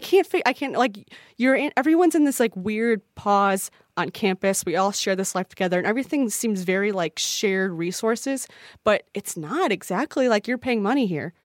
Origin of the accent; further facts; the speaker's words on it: Midwest, United States; I'm from the Midwest, so no one knows what I'm saying anytime